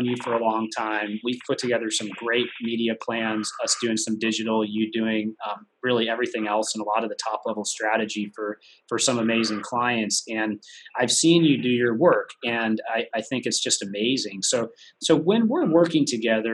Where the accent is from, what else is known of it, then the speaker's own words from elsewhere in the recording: San Diego, California, United States; I'm from San Diego